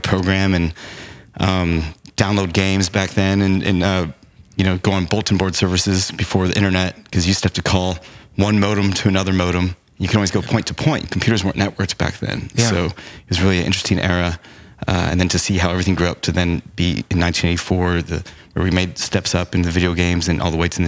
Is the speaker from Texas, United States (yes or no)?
yes; Arlington, Texas, United States; also born or lived in Chicago, Illinois; I grew up in Arlington, where the Dallas Cowboys Stadium is